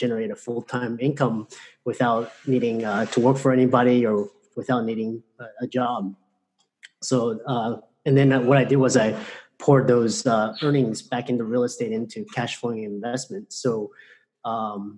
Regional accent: Houston, Texas, United States; I grew up in Houston and grew up in very humble circumstances

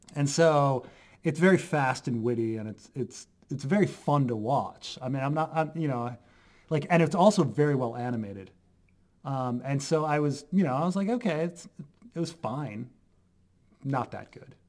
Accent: Baltimore, Maryland, United States; I'm from Baltimore

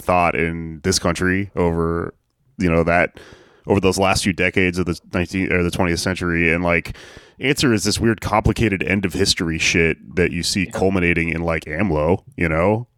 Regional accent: Texas, United States; growing up in Texas

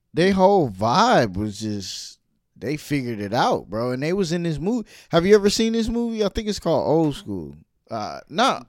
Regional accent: New York City, New York, United States; I'm from Brooklyn

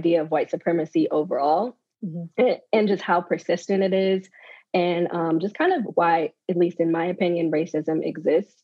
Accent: Maryland, United States; I'm from Maryland, but being around DC

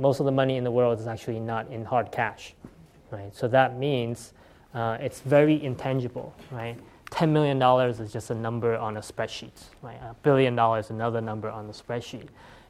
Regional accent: California, United States; my passion was still around this community I grew up with here in the Bay Area, right?

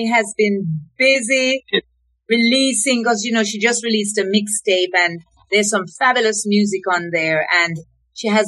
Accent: Reading, South East England, United Kingdom; the plan was for me to move from Reading because I grew up in Reading and go to London

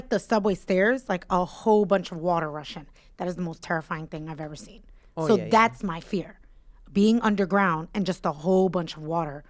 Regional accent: New York City, New York, United States; I grew up in New York City

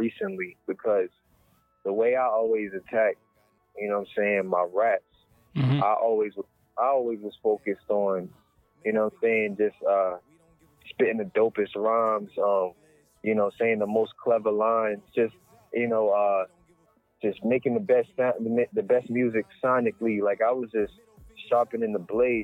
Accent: Plainfield, United States; Plainfield, my hometown, they had some talent shows at the high school.

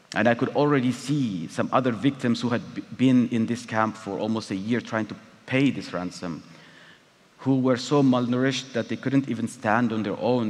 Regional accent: Eritrea; moved away as an adult; my home country, Eritrea

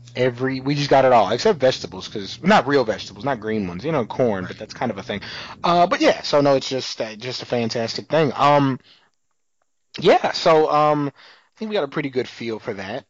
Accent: San Antonio, Texas, United States; I'm from San Antonio

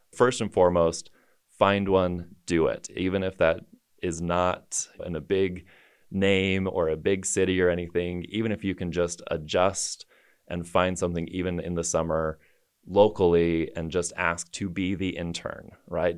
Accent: Taylorsville, Utah, United States; moved away as an adult; also born or lived in New York City; born and raised in Taylorsville, Utah

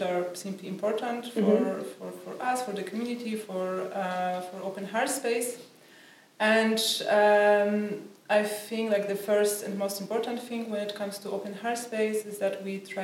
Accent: Poland; moved away as an adult; I'm from Poland

